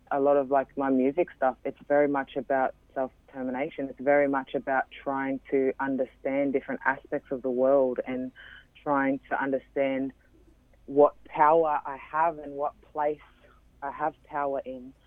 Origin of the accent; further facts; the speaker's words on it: Brisbane, Queensland, Australia; I grew up in Brisbane